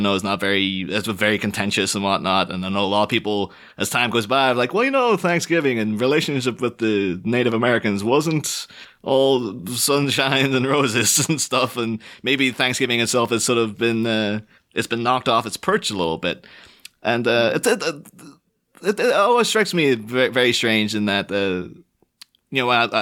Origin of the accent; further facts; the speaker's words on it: Ireland; I've grew up on the Northern Irish border